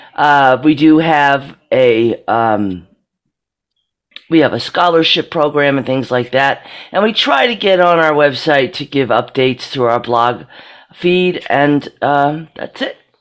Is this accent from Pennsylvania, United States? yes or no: yes; Monroeville, Pennsylvania, United States; I'm from Monroeville, Pennsylvania